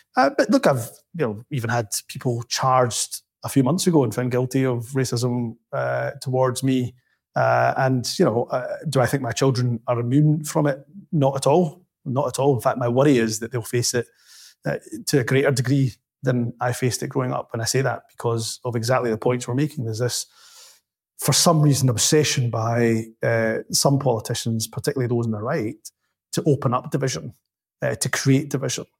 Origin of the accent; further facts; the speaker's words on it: Glasgow, Scotland, United Kingdom; also born or lived in Dundee; I went from Glasgow to Dundee